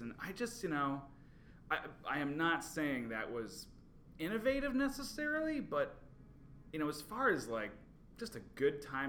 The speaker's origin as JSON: {"language": "English", "area": "Long Island", "region": "New York", "country": "United States", "said": "I'm from Long Island"}